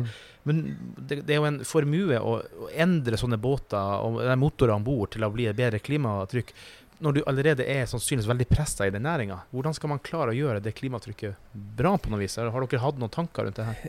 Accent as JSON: {"language": "Norwegian", "region": "Finnmark", "country": "Norway", "said": "jeg er jo fra Finnmark"}